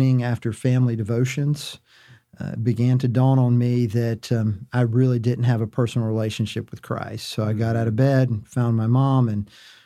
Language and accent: English; Wilmington, North Carolina, United States; also born or lived in Charlotte, North Carolina / Wake Forest, North Carolina; Well, I grew up in Wilmington, North Carolina, and lived all of my life there until college.